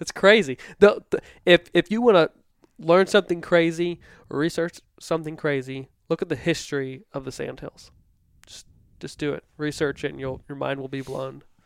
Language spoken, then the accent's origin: English; Stafford, Virginia, United States; I grew up in Stafford